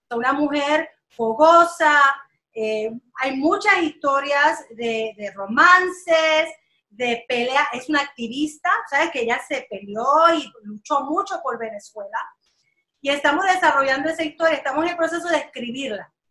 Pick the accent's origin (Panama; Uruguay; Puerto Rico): Puerto Rico; moved away as an adult; now in Los Angeles, United States; Yo empecé hace 20 años, me fui de Puerto Rico, eh, acababa de graduarme y llegué aquí a Los Ángeles.